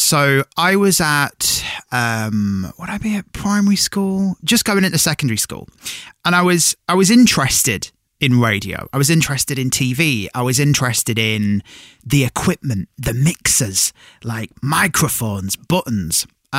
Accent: Cumbria, North West England, United Kingdom; moved away; I'm from Cumbria originally

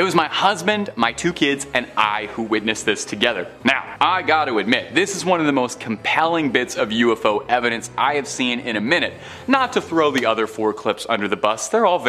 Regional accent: Canada; I'm a Canadian

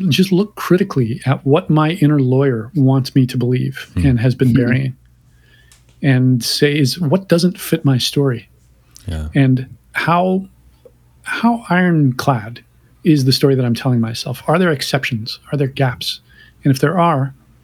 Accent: Canada; I'm Canadian

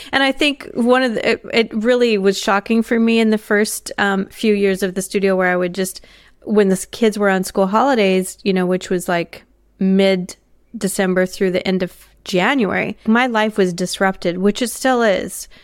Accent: United States; now in Australia; for me as an American

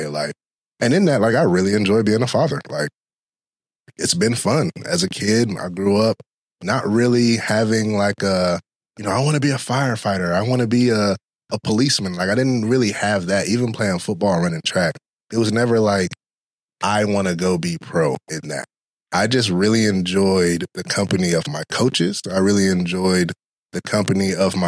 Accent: Durham, North Carolina, United States; moved away as an adult; now in Hampton Roads, United States; I'm actually from Durham, North Carolina, the Bull City is what we affectionately call it.

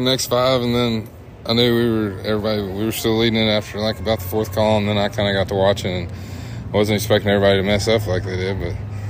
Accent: Sidney, Arkansas, United States; I'm from Sydney, Arkansas, and We run a bunch of cattle, and I've roped my whole life

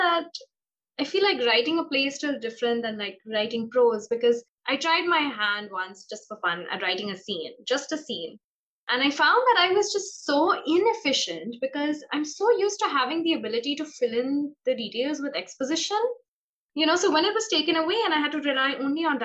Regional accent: Mumbai, Maharashtra, India; moved away as an adult; now in New York, United States; my hometown of Bombay

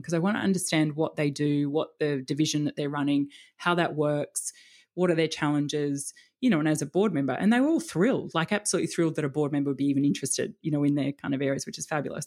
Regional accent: Melbourne, Victoria, Australia; moved away as an adult; also born or lived in Sydney; now in Palm Beach, Sydney, Australia; grew up in Melbourne

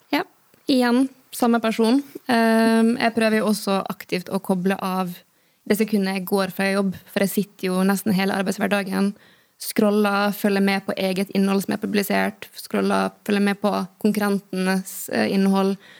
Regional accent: Western Norway, Norway; moved away; Jeg kommer fra Vestlandet

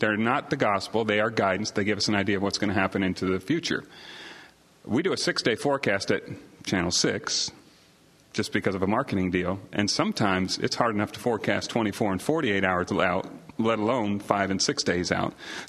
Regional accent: Midwest, United States; also born or lived in Oklahoma / Germany / Salina, Kansas / Montana; now in Knoxville, United States; I come from the Midwest. I was an Army brat, youngest of six kids. My father was in the Army, and I was born in Oklahoma, and we quickly moved to Germany and then spent some time in Salina, Kansas

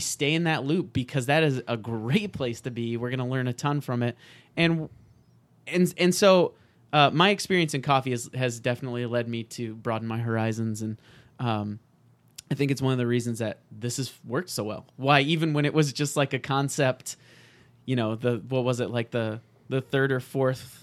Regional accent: Nebraska, United States; moved away as an adult; also born or lived in Chicago; now in Rochester, United States; Born and raised in Nebraska

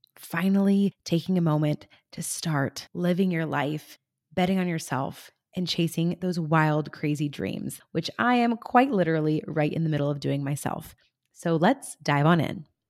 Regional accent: California, United States; my home state of California

